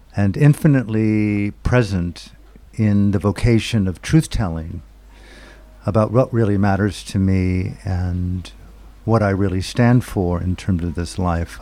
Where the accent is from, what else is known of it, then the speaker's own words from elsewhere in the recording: United States; moved away as an adult; also born or lived in Burma; As an American, I grew up in a war culture